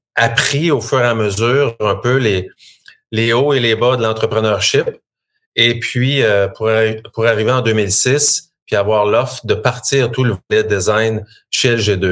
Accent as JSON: {"language": "French", "town": "Shawinigan", "region": "Quebec", "country": "Canada", "tie": "born or raised there", "said": "moi, je suis euh, fier natif de la Mauricie. Je viens de Shawinigan."}